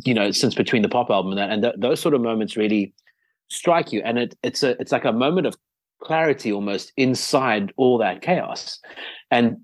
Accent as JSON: {"language": "English", "country": "South Africa", "said": "South Africa"}